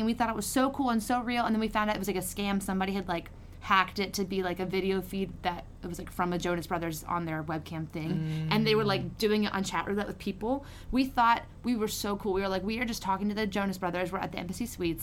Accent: Lake Charles, Louisiana, United States; I'm from the Lake Charles area

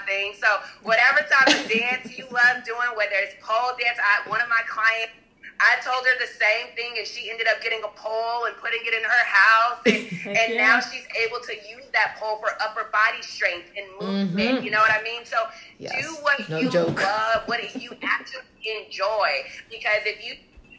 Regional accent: Arizona, United States; I'm from Arizona

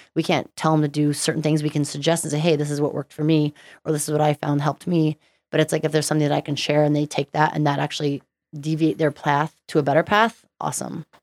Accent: Stevensville, Montana, United States; also born or lived in Southern California; now in Utah, United States; born in Southern California, but pretty much grew up in Montana.

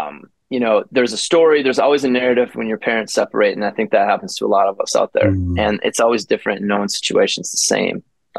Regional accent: Madison, Wisconsin, United States; also born or lived in Portage, Wisconsin; now in Denver, United States; I grew up in Madison, Wisconsin. Born in Portage, Wisconsin, a smaller town outside of Madison, moved to Madison at a young age.

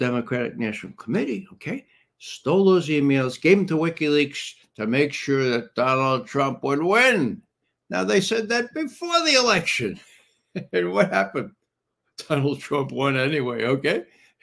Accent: New York City, New York, United States; I'm from the Bronx

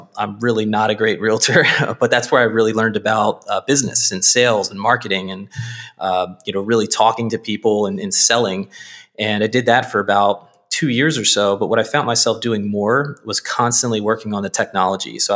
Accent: Baltimore, Maryland, United States; I grew up in Northeast Baltimore

